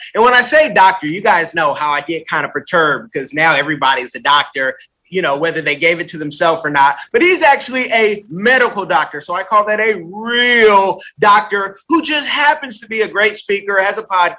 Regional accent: California, United States; also born or lived in New England / Seattle; now in South Florida, United States; I'm from California, but I live in Florida, South Florida.

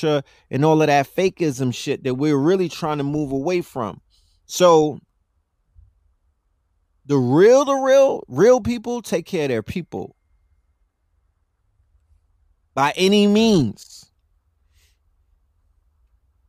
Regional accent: New York, United States; I'm from New York

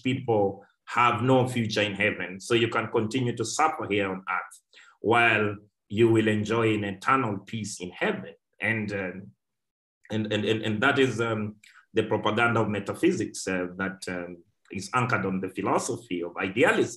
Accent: Kenya; us here at home

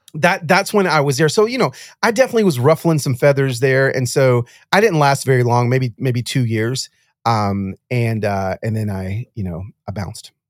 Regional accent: Pico Rivera, California, United States; I grew up a preacher's kid from the moment I was born in East L A in Pico Rivera.

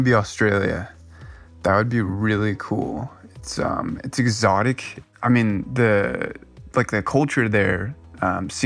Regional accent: San Luis Obispo, California, United States; moved away as an adult; now in Los Angeles, United States; I'm originally from San Luis Obispo, California

